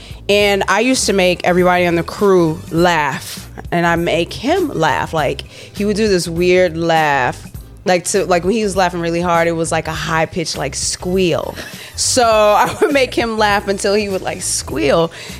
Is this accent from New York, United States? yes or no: no; Chicago, Illinois, United States; I'm from Chicago.